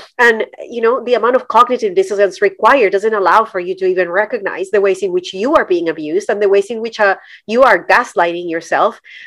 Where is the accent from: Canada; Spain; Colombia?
Colombia; moved away as an adult; now in United States; I'm Colombian. I was born and raised in Colombia